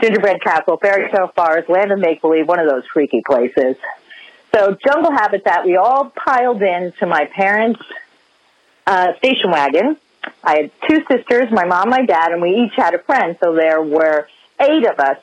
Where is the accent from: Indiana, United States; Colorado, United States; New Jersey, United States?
New Jersey, United States; I'm from North Jersey